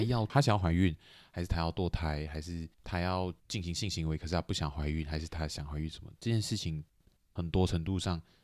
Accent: Malaysia; moved away; 我虽然讲人没有在马来西亚，但是我是马来西亚人

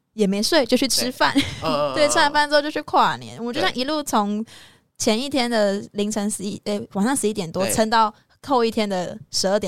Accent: Chiayi, Taiwan; 因为我是嘉义人，但是我大学之后到台北读书，就是很难长时间的回家

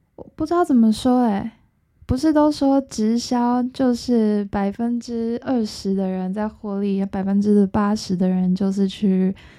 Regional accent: Taiwan; 我们台湾人

